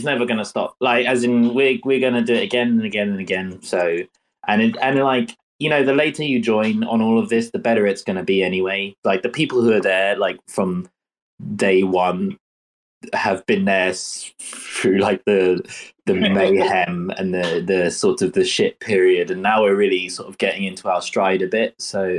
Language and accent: English; England, United Kingdom; Maybe this is me being English.